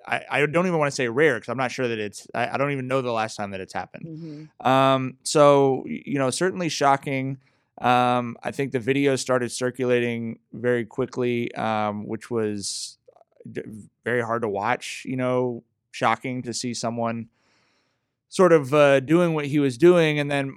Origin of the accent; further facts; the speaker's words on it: Long Beach, California, United States; I grew up in Long Beach